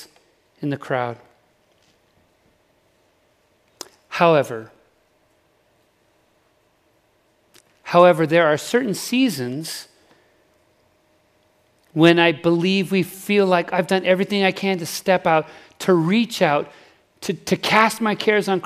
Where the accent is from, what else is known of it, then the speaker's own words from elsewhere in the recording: Salt Lake City, Utah, United States; I grew up in Salt Lake City, actually